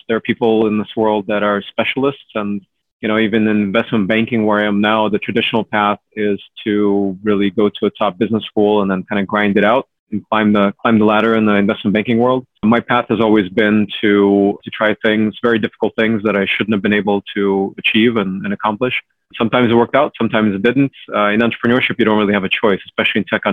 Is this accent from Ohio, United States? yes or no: no; Cupertino, California, United States; also born or lived in Ukraine; So I was born in Ukraine. I grew up in Cupertino, largely, since I was about 8 years old